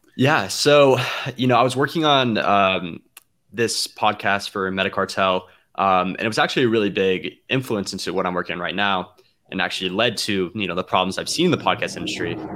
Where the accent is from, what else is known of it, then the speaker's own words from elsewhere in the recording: Atlanta, Georgia, United States; I'm from Atlanta